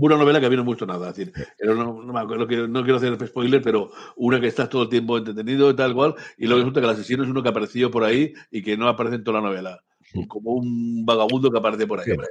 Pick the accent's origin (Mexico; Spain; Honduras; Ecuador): Spain; Basque Country; como buen vasco que soy